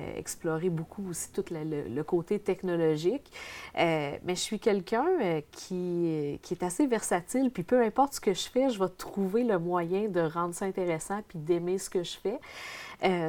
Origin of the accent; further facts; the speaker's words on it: Dupuy, Quebec, Canada; je viens de l'Abitibi-Témiscamingue, je reste dans un petit village de Dupuis